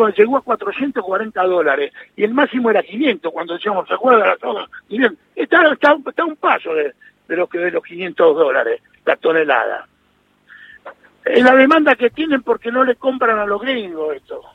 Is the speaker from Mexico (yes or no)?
no; Argentina